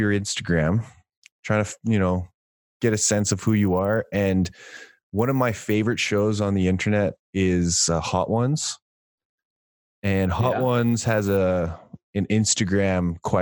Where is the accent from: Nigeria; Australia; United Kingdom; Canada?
Canada; Saskatoon, Saskatchewan; I'm from Saskatoon. Saskatoon's a city. And that's right in the middle of Saskatchewan